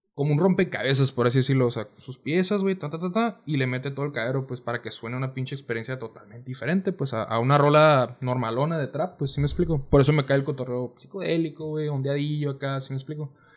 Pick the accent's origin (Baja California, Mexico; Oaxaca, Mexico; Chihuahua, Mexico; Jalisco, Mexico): Baja California, Mexico; Mexicali; soy de Mexicali, tengo 21 años.